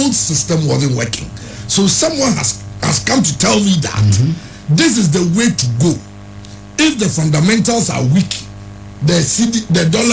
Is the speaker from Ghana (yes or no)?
yes; Ghana; I'll think as a Ghanaian